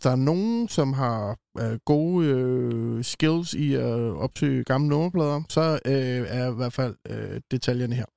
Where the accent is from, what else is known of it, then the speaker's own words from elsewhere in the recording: Copenhagen, Capital Region of Denmark, Denmark; som københavner